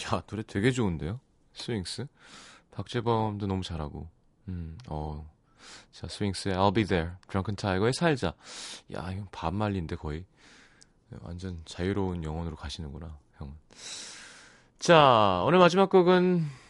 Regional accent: South Korea

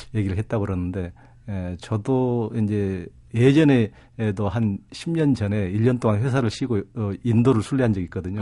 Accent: South Korea; 제가 태어난 곳이 동양이고 뭐 한국이고

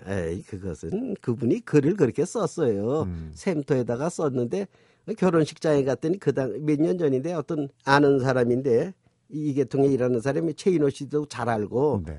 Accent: North Korea; now in South Korea; 둘 다 이북 출신이고

